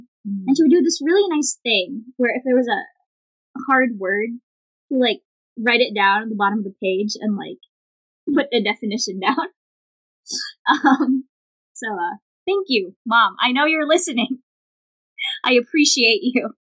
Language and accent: English; Philippines; English is a second language; moved away; I grew up in the Philippines, and so, English is not my native language.